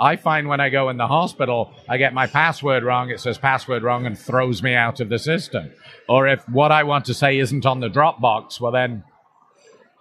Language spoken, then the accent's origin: English; Canada; myself as a Canadian